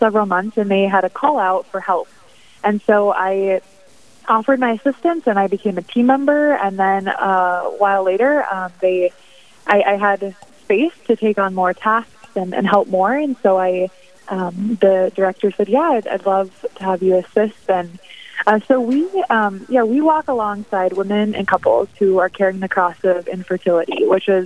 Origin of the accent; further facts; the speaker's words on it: Dickinson, North Dakota, United States; moved away as an adult; also born or lived in Irving, Texas / Rapid City, South Dakota; I was born and raised in Dickinson